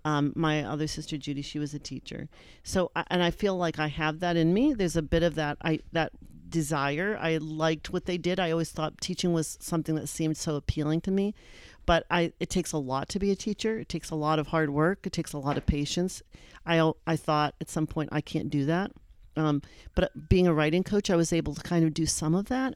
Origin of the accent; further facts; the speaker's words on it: Erie, Pennsylvania, United States; moved away; I was from Erie